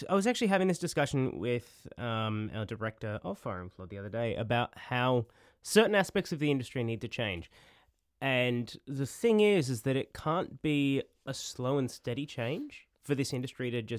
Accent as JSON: {"language": "English", "region": "Queensland", "country": "Australia", "tie": "born or raised there", "moved": "yes", "lives_now": "Sydney, Australia"}